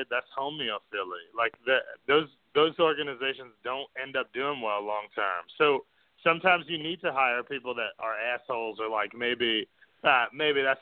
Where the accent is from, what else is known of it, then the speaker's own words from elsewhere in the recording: New York City, New York, United States; I mean, I grew up in New York City, but I lost that, I think.